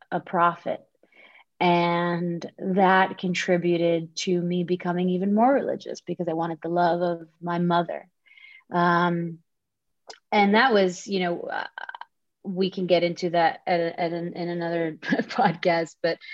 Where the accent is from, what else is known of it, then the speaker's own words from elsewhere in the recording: Dhahran, Eastern Province, Saudi Arabia; moved away as an adult; now in Los Angeles, United States; born and raised in Saudi Arabia, in Dhahran to be specific, the eastern province of Saudi Arabia